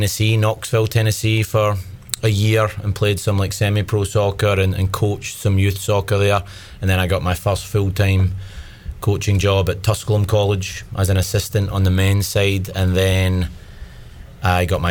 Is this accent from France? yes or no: no; Paisley, Scotland, United Kingdom; now in North Carolina, United States; Originally from Paisley, Scotland. But I've been in North Carolina for the last 17 years